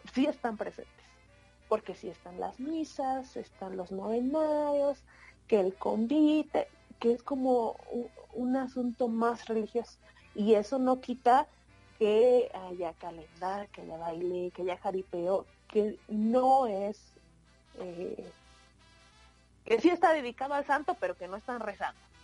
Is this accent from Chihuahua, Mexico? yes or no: no; Oaxaca, Mexico; born or raised there; moved away